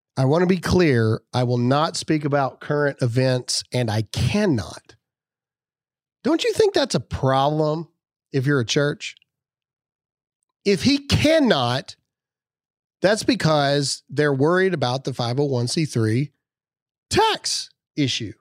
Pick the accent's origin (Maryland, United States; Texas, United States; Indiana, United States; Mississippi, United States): Mississippi, United States; I'm from Mississippi